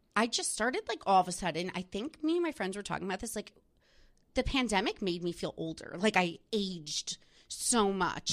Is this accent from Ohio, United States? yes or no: no; New Jersey, United States; now in New York, United States; I'm from New Jersey